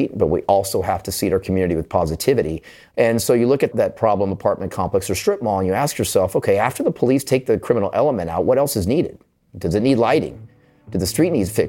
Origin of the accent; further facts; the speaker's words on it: San Jose, California, United States; English is a second language; moved away as an adult; also born or lived in San Juan, Puerto Rico; now in Dallas, United States; I was born near San Juan, Puerto Rico, and moved to California when I was very young. I grew up and became a police officer in the city of San Jose.